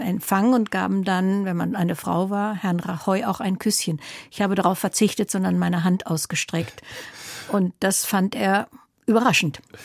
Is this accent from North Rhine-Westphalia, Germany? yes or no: yes; Recklinghausen, North Rhine-Westphalia, Germany; moved away as an adult; also born or lived in Mülheim an der Ruhr / Barcelona; Und so blieb ich bis zu meinem 14. Lebensjahr bei ihnen in Recklinghausen